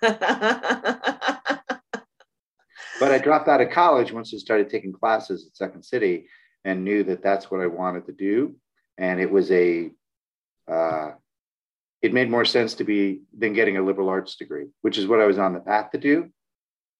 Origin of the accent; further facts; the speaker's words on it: Oak Park, Illinois, United States; also born or lived in Evanston, Illinois; And then my mom moved in with her parents. And that's where I grew up in Oak Park, Illinois.